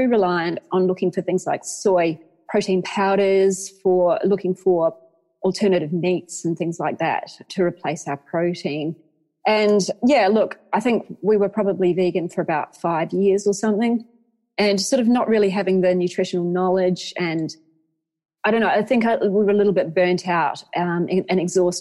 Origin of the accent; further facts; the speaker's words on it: Waikato, New Zealand; moved away as an adult; also born or lived in Hamilton / Auckland; I grew up in the Waikato, and we were surrounded by farmland